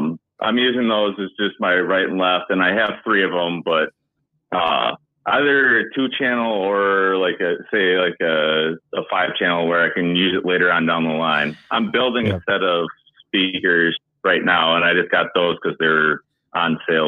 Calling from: Madison, Wisconsin, United States; I'm from Madison, Wisconsin.

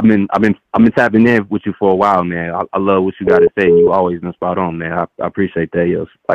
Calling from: Dallas, Texas, United States; I'm calling from Dallas, Texas.

